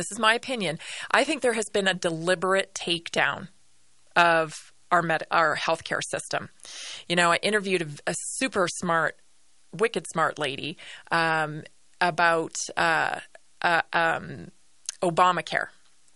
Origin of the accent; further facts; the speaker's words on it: Canada; moved away; As a Canadian, right, born and raised in Canada, I've lived through socialized medicine.